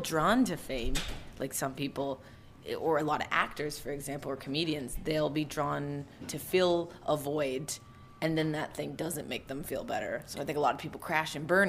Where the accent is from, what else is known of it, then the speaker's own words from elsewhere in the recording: Calgary, Alberta, Canada; I'm from Alberta